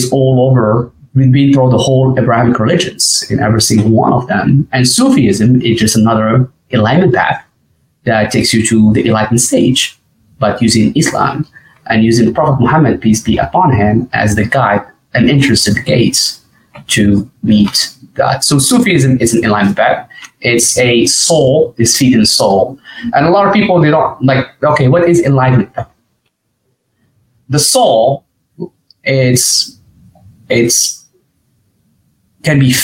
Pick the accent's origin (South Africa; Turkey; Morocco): Morocco; moved away as an adult; also born or lived in Arkansas; now in United States; I'm originally from Morocco. Morocco is my home country.